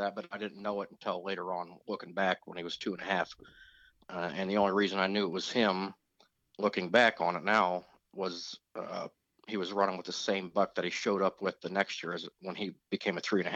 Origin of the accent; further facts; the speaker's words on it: Indianapolis, Indiana, United States; now in Tuscarawas County, Ohio, United States; I was born and raised in Indianapolis, but my dad bought this in 86 as a weekend